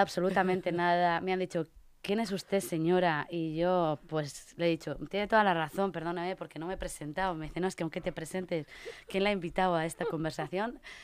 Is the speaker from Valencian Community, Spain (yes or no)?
no; Burgos, Castile and León, Spain; now in Madrid, Spain; yo soy de Burgos